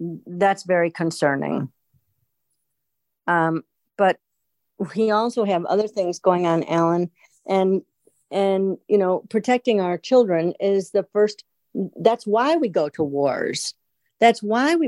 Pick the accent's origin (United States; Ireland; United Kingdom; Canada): United States; We are Americans.